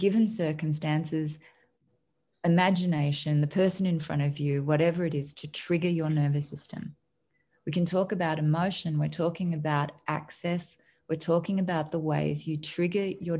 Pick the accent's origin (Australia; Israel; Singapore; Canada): Australia; moved away; I'm an Australian